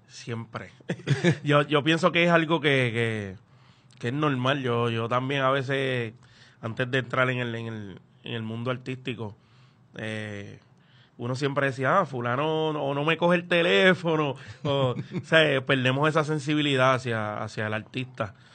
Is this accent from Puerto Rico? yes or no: yes; Loíza, Puerto Rico; yo soy de Loíza y yo no aprendo bomba en Loíza